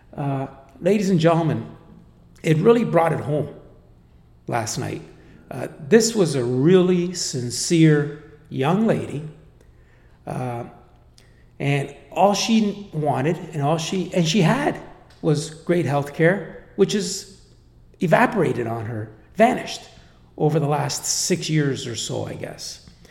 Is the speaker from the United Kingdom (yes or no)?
no; Canada; I'm, I'm Canadian. I come from Canada.